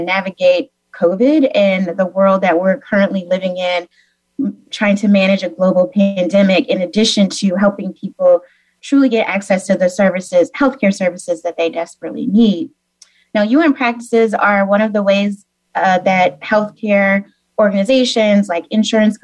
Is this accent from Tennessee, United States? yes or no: yes; Memphis, Tennessee, United States; moved away; also born or lived in Missouri; I am originally from Memphis, actually, so the home of Elvis, blues, and barbecue. So it's great to be here and represent my hometown, Memphis